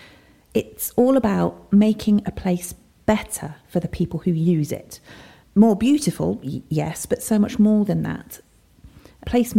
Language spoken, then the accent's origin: English; Burton-upon-Trent, West Midlands, United Kingdom; my hometown of Burton-upon-Trent